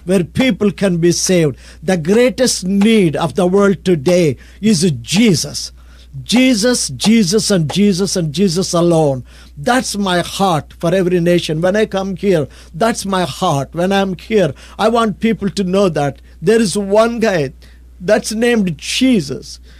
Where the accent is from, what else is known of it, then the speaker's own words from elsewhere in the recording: India; I'm from India, I'm a pastor from India